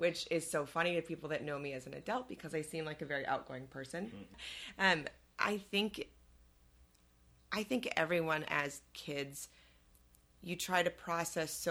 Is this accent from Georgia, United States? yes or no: no; Elgin, Illinois, United States; I grew up in Elgin